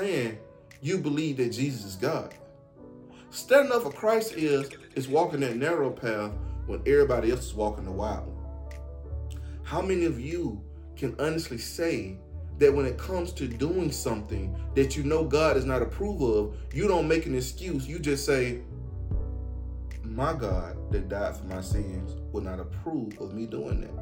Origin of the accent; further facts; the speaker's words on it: Atlanta, Georgia, United States; I'm from Atlanta